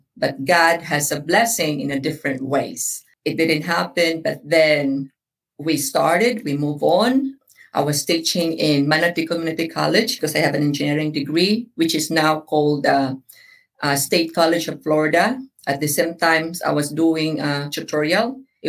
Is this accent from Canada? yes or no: no; Philippines; now in Sarasota, United States; So most people know I'm a Filipina, but I guess for the listener, I'm a Filipino. I was born and raised in the Philippines.